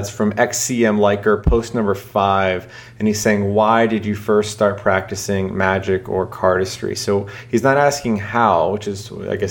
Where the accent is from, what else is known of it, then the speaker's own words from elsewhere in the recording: Charleston, South Carolina, United States; my hometown here, Charleston, South Carolina